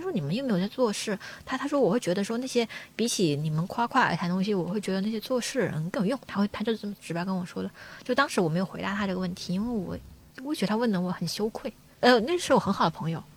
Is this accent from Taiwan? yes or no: no; Guangxi, China; now in Beijing, China; 我要回广西，因为我老家是广西人